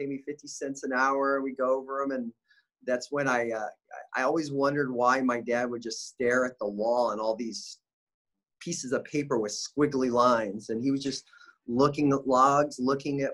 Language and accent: English; Bakersfield, California, United States; I grew up in Bakersfield, California